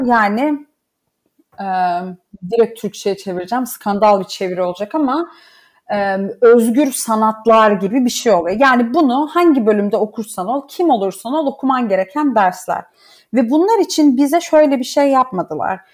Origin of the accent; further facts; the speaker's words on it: Laz, Black Sea Region, Turkey; moved away; biz e, Türküz ama Lazız.